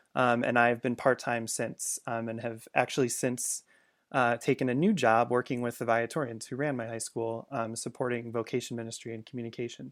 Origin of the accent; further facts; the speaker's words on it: Chicago suburbs, Illinois, United States; I grew up in the Chicago suburbs